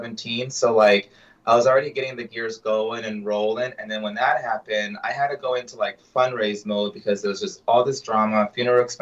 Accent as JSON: {"language": "English", "town": "Del Rio", "region": "Texas", "country": "United States", "moved": "yes", "said": "I'm from Del Rio."}